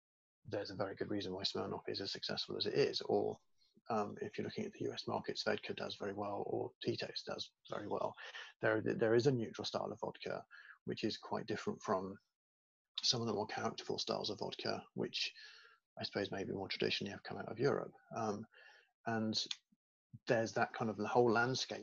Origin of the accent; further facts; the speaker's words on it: United Kingdom; I grew up in Britain